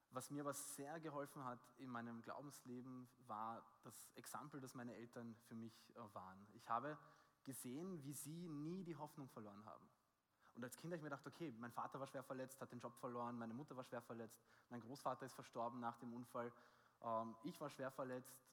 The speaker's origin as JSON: {"language": "German", "country": "Austria", "said": "Ich bin aus Österreich"}